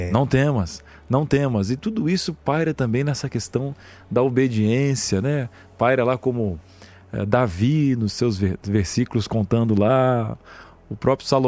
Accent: Santa Rita do Sapucaí, Minas Gerais, Brazil; Sou de Santa Rita do Sapucaí.

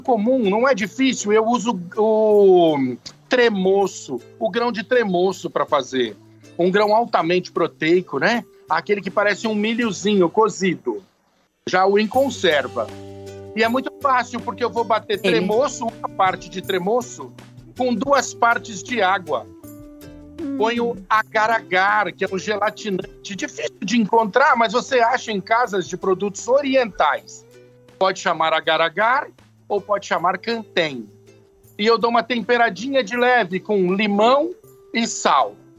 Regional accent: São Paulo, Brazil; Eu sou muito paulistano, muito urbaninho

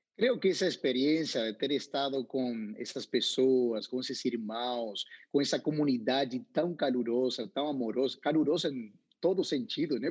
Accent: Paraná, Entre Ríos, Argentina; Portuguese is a second language; moved away; also born or lived in South Africa; eu sou nascido em Paraná, entre rios, na frente de um rio

